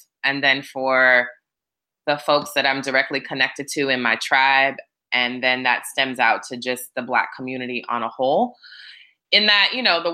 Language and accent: English; Hawaii, United States; also born or lived in California / Florida; now in Atlanta, United States; I grew up in Hawaii for the bulk of my life and then spent some years in California